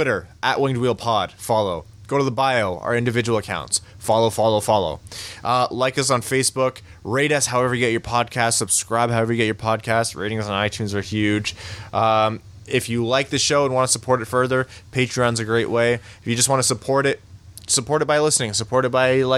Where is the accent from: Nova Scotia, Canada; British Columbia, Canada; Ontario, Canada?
Ontario, Canada; Windsor; I was born and raised in Windsor, Ontario, which is right across the border from Detroit